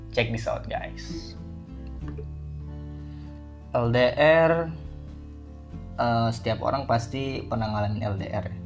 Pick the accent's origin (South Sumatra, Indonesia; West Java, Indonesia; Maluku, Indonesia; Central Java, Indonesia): South Sumatra, Indonesia; Palembang; now in Tangerang, Indonesia; gue dari Palembang gue ngerantau ke sini ke Tangerang ini buat cari kerja